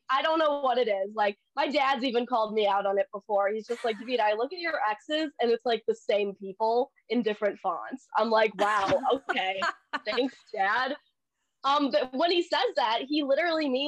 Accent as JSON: {"language": "English", "country": "Philippines", "said": "I'm Filipino."}